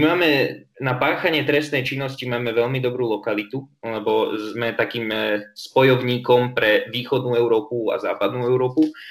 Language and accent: Slovak; Trenčín, Trenčín Region, Slovakia; ja som Trenčan pôvodom